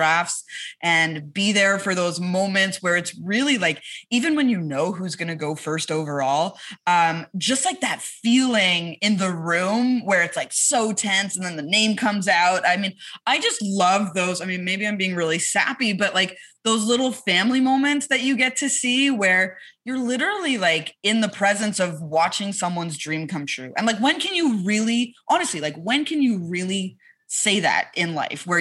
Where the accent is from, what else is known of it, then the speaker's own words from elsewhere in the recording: Montreal, Quebec, Canada; moved away; I'm from Montreal